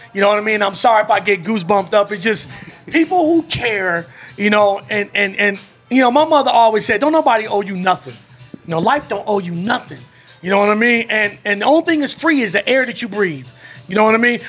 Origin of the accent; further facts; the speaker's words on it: Chicago, Illinois, United States; now in Las Vegas, United States; my hometown team